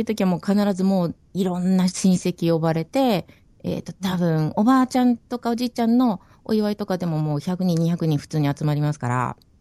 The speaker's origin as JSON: {"language": "Japanese", "region": "Okinawa", "country": "Japan", "moved": "as an adult", "lives_now": "New Zealand", "said": "私も沖縄人なんで"}